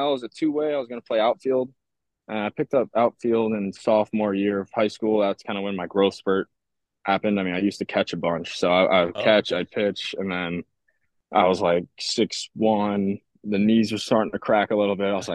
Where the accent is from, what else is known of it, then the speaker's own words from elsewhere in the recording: Ossining, New York, United States; I grew up in Ossining, New York. It's a town in Westchester, just about like 45 minutes north of the city.